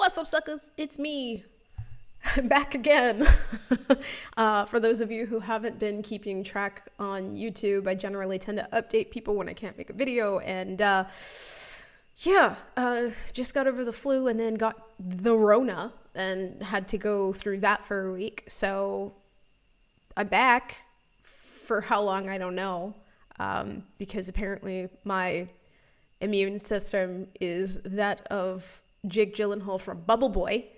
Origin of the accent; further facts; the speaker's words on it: Florida, United States; I grew up in Florida